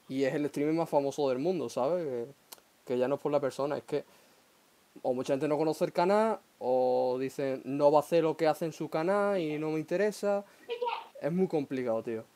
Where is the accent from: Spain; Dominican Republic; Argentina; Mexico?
Spain; Huelva, Andalusia; yo que soy de aquí de Huelva